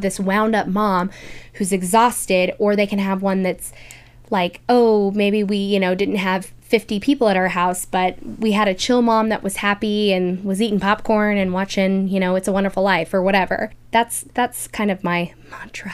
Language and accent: English; Kansas City, United States; we're from Kansas City.